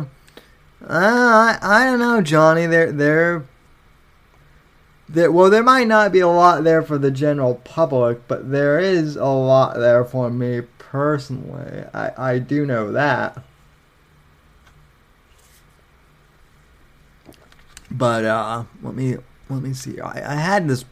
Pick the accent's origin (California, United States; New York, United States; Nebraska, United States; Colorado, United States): Colorado, United States; now in Florida, United States; I'm from Colorado